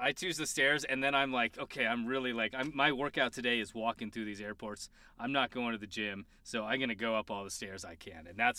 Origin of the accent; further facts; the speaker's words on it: Colorado, United States; Yeah, I'm just from Colorado.